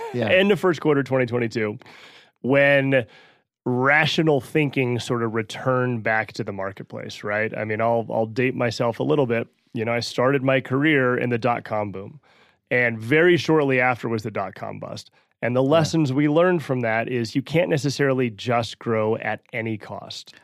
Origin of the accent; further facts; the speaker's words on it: New Mexico, United States; moved away as an adult; now in Denver, United States; Born and raised in New Mexico, been living in Colorado now for a dozen years